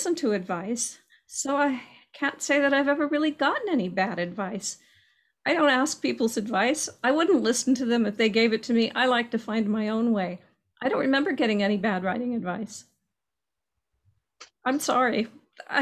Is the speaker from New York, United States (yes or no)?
no; Southern California, United States; I grew up in Southern California